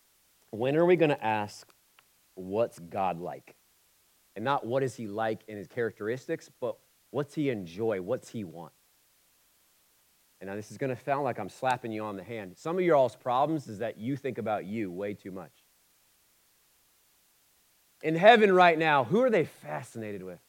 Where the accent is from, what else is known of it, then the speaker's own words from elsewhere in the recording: Oxford, Ohio, United States; I'm from Oxford. So I'm from Oxford, Ohio